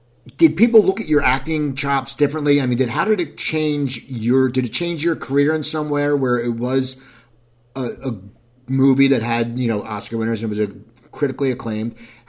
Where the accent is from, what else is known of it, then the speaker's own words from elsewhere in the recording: near Philadelphia, Pennsylvania, United States; moved away; I grew up near Philadelphia.